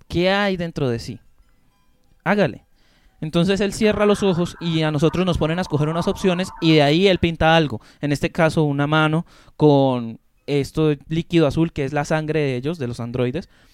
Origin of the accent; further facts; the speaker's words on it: Colombia; como latinoamericanos que somos y como colombianos que somos